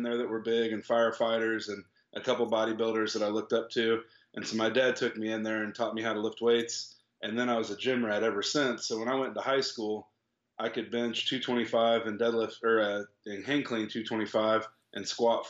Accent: Topeka, Kansas, United States; I was 9 years old, and I was at a football camp at a high school in my hometown in Topeka.

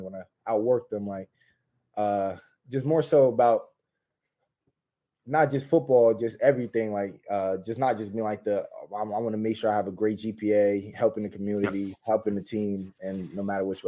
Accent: New Jersey, United States; I'm from Jersey

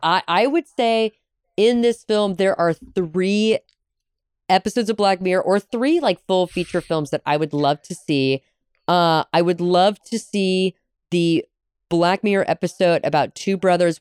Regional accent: United States; as an American living in the 21st century

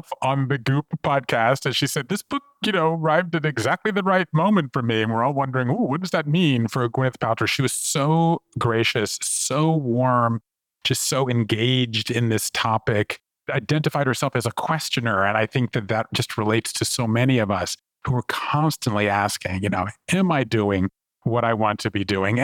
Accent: Savannah, Georgia, United States; moved away as an adult; also born or lived in Japan; I grew up in Savannah, Georgia, and I left there and went to college and moved to Japan in the mid-1980s.

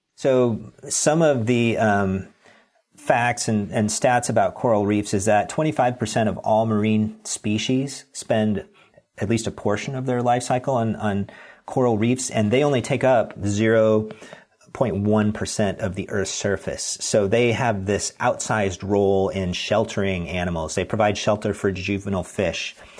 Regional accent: Pacific Northwest, United States; I'm from the Pacific Northwest

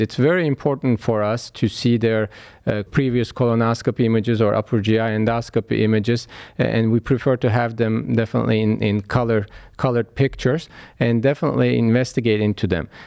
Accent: Istanbul, Turkey; moved away as an adult; now in Cleveland, United States; I was born in Istanbul, Turkey, and, uh, raised there

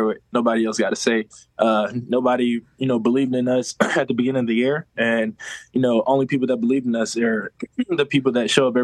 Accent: Philadelphia, Pennsylvania, United States; now in Kansas City, United States; I was born in Philadelphia

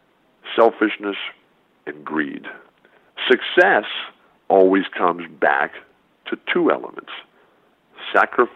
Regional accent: San Diego, California, United States; I'll be in San Diego, my hometown where I still live

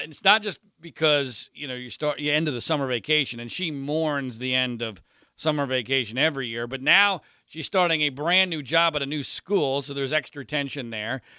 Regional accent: Philadelphia suburbs, Pennsylvania, United States; I grew up in the Philadelphia suburbs

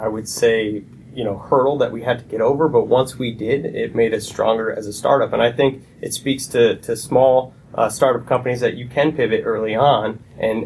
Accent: Connecticut, United States; I grew up in Connecticut. I moved here when I was about four

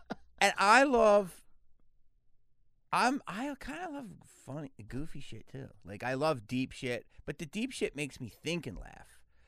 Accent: Philadelphia, Pennsylvania, United States; now in Los Angeles, United States; No, I'm from Philly.

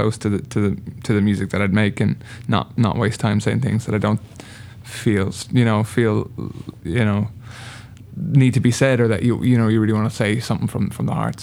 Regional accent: Ireland; No one knew I was from Ireland.

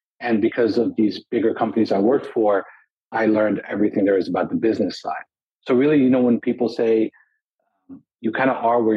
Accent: Los Angeles, California, United States; also born or lived in Lebanon; So we left when I was about 4 or 5, came to LA, and grew up, spent most of my life from that point, I'm 36 now, in Los Angeles.

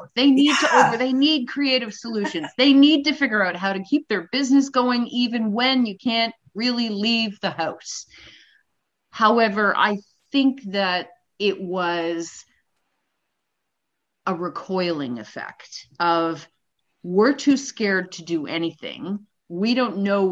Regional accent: Canada; as a Canadian born and raised

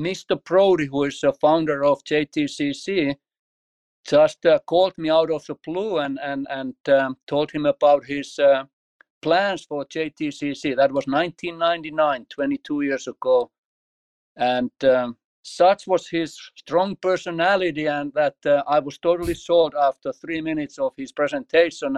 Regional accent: Finland; moved away as an adult; also born or lived in Martin, Tennessee / Washington, D.C.; now in United States; I grew up in Finland

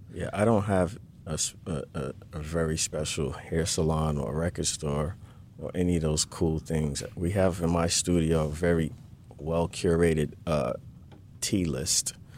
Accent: New York City, New York, United States; now in Los Angeles, United States; I'm from Brooklyn, New York, and I got sick of the harsh winters

